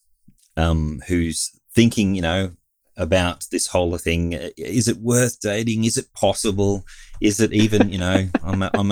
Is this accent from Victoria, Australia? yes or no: yes; Victoria, Australia; moved away as an adult; I was born and raised in Victoria. I haven't been there for a good 20 years or so